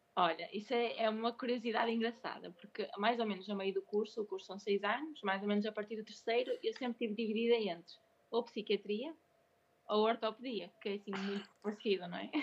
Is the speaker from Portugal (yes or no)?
yes; Braga, Portugal; Braga é a minha cidade, não é? Foi onde eu nasci, onde eu cresci, onde eu fiz o curso